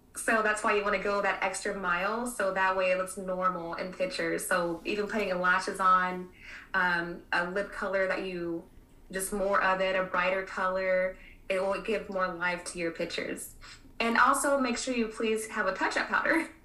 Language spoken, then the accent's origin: English; Kansas City, United States; also born or lived in Miami; now in Texas, United States; coming from the Midwest, I was born in Kansas City